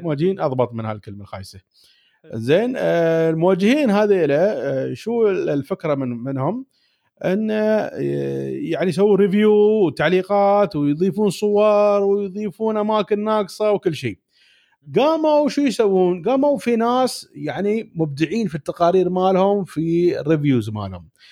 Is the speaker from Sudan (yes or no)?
no; United Arab Emirates; عندنا في الإمارات